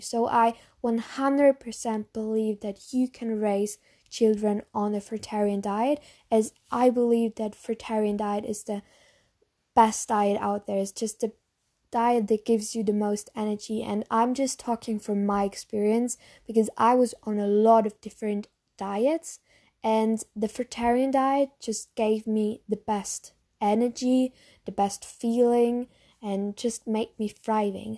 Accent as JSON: {"language": "English", "country": "Germany", "second_language": "English", "said": "maybe you know from my accent that I'm from Germany."}